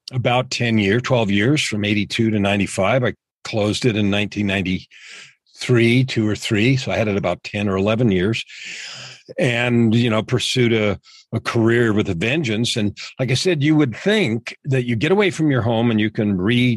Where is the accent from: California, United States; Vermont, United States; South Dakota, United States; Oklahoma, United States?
California, United States; San Francisco Bay Area; I grew up in San Francisco Bay Area